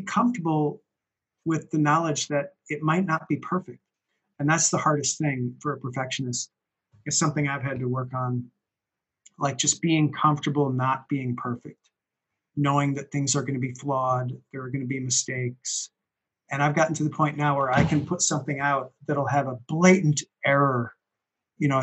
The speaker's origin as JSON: {"language": "English", "town": "Minneapolis", "region": "Minnesota", "country": "United States", "tie": "born or raised there", "moved": "yes", "said": "I moved away from Minneapolis, where I knew him, where we went to school together"}